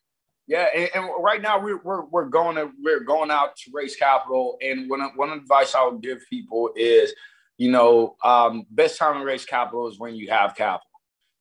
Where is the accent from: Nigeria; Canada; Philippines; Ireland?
Nigeria; I'm Nigerian, so I combine the you know, CannaBSC is like KBSC, and that means king where I'm from, and cannabis.